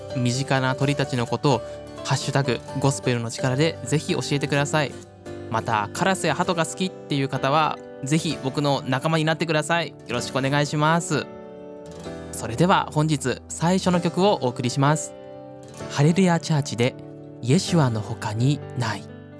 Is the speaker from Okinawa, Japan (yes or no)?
no; Ishikawa, Japan; also born or lived in Nagoya; now in Saitama, Japan; 僕は石川出身なんですけど